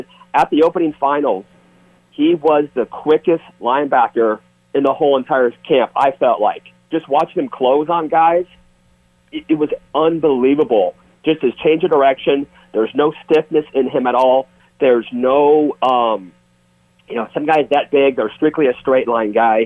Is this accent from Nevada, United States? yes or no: no; Hawaii, United States; I'm from Hawaii